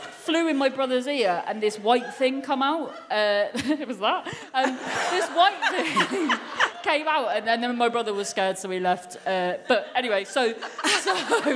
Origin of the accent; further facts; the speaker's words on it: Cornwall, South West England, United Kingdom; I'm from Cornwall